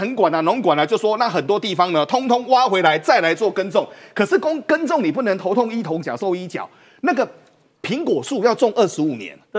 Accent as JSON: {"language": "Chinese", "country": "Taiwan", "said": "但现在对于中国的经济的状况、农民的一个状况，很多事情对我们台湾人来说很难理解的。"}